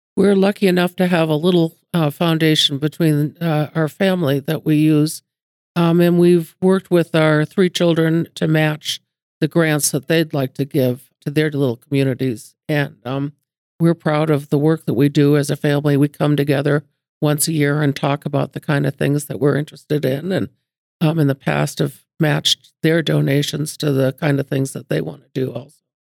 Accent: Lexington, Massachusetts, United States; now in Billings, United States; I came to the West in the 1960s, but I grew up in Lexington, Massachusetts

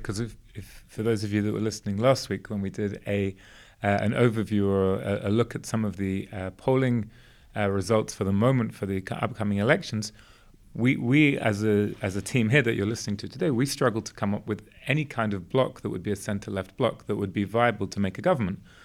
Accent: England, United Kingdom; moved away; also born or lived in Israel; growing up in England

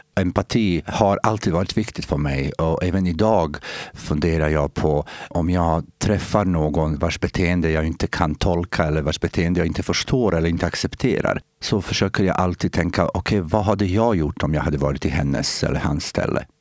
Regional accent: Bosnia & Herzegovina; Swedish is a second language; moved away as an adult; also born or lived in Sweden; now in Eskilstuna, Sweden; Jag är bosnier i och med att jag kommer från den delen som idag heter bosnier, men, Bosnien-Hercegovina

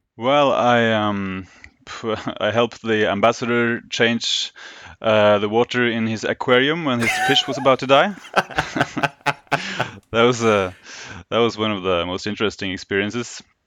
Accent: Oslo, Norway; born and raised in Oslo, Norway, where I still, uh, live and work

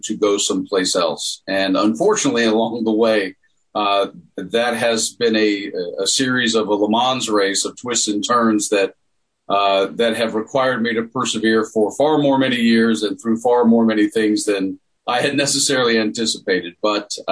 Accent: Tennessee, United States; I grew up in Tennessee

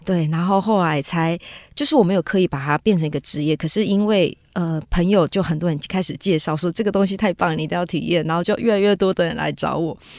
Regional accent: Taiwan; 我们台湾这边

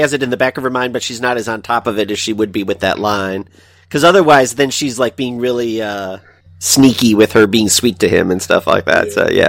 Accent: Chicago, Illinois, United States; I'm from Chicago. Most of my life.

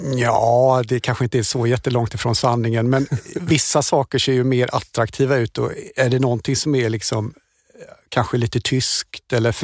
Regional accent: Germany; moved away; jag är tysk

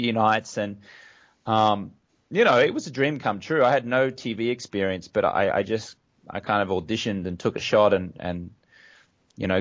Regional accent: Brisbane, Queensland, Australia; moved away as an adult; also born or lived in London, United Kingdom; now in United States; I grew up in Australia, as you can tell from my accent. Grew up in Brisbane, Australia.

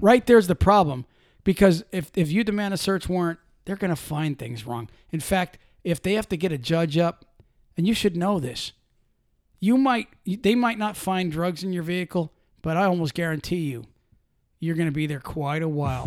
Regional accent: Pennsylvania, United States; I'm from Pennsylvania

